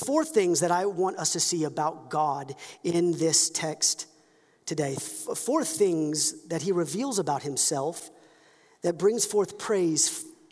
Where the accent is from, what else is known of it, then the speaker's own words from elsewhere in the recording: United States; We're all American, but if you were to dig into my ancestry, I'm Scottish